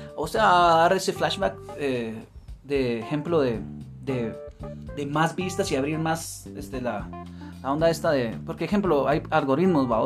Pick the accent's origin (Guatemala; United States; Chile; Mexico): Guatemala; acá en Guatemala, que nosotros somos de Guatemala